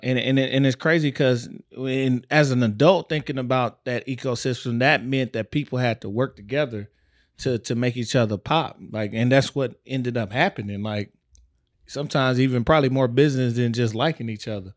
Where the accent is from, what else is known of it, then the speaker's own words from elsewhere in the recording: Texas, United States; I grew up in Texas